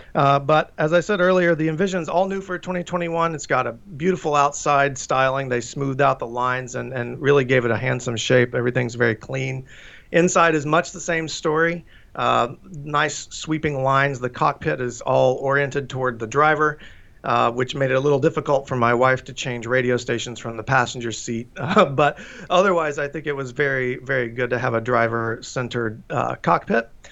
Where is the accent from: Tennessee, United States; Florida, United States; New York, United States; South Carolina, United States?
Tennessee, United States; moved away; I'm from Tennessee, so Chattanooga is a, a, you know a fun memory of mine growing up